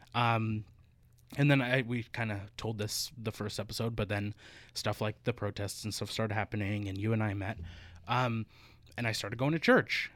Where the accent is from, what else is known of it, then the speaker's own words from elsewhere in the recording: Northern Alberta, Canada; moved away; also born or lived in Victoria; in Northern Alberta